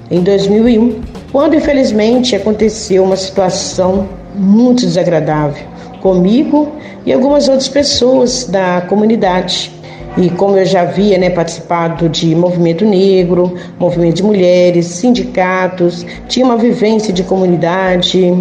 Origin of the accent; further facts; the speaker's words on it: Inhapim, Minas Gerais, Brazil; Sou da comunidade de Santo Antônio, paróquia São Sebastião de Inhapim.